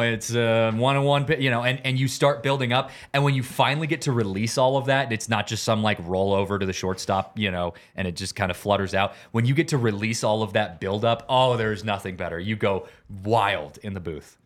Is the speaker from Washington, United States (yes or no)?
yes; Seattle, Washington, United States; growing up in Seattle